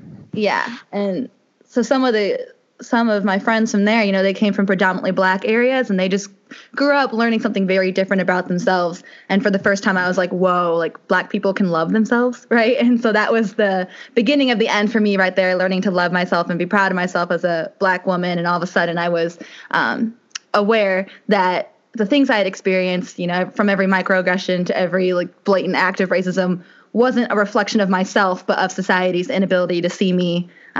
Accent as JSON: {"language": "English", "town": "Bloomington", "region": "Illinois", "country": "United States", "tie": "born or raised there", "said": "So I grew up around here in Bloomington Normal. I've gone to schools of Bloomington Normal my whole life so far, predominantly white schools"}